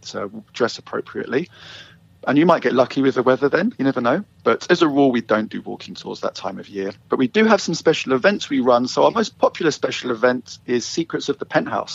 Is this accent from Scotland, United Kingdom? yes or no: no; London, United Kingdom; moved away as an adult; now in Vancouver, Canada; You might hear from my accent, I'm not originally from Vancouver. I am from London, England originally. And I moved here with my wife 10 years ago